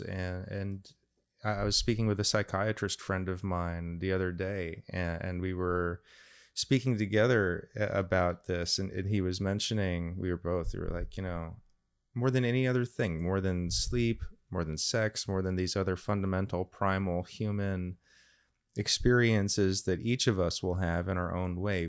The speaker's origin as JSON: {"language": "English", "town": "Randolph", "region": "New Jersey", "country": "United States", "tie": "born or raised there", "said": "I grew up in Randolph, a lovely little town, gorgeous place to grow up in the nineteen eighties"}